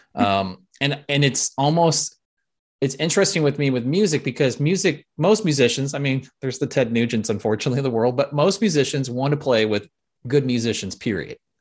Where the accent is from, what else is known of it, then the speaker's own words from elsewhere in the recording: Nebraska, United States; moved away; I'm from Nebraska originally